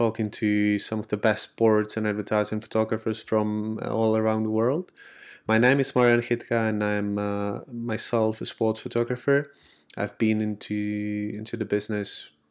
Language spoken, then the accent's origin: English; Czechia; I'm from the Czech Republic